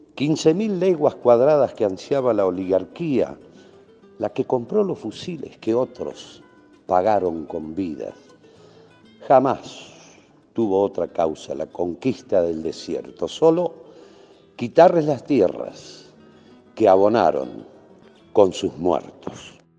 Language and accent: Spanish; La Pampa, Argentina; en nuestra provincia